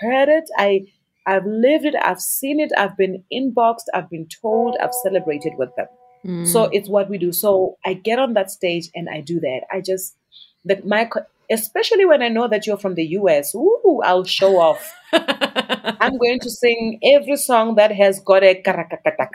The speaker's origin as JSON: {"language": "English", "country": "South Africa", "said": "as a South African artist"}